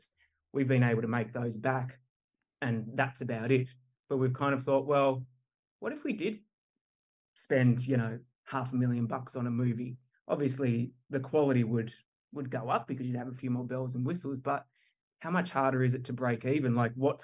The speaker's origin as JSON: {"language": "English", "region": "Tasmania", "country": "Australia", "tie": "born or raised there", "said": "Me, Benny and Roach, we're all born and bred in Tassie, and that's where our families are from, Tasmania, Australia."}